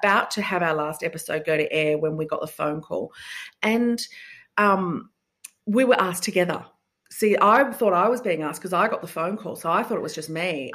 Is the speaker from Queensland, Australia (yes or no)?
no; Sydney, New South Wales, Australia; I'm from Sydney.